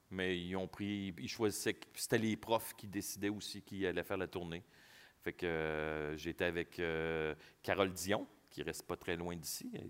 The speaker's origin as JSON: {"language": "French", "town": "Quebec City", "region": "Quebec", "country": "Canada", "lives_now": "Montreal, Canada", "said": "Ma première audition, quand je suis parti de Québec pour venir euh, faire l'audition à Montréal, euh, je voulais pas."}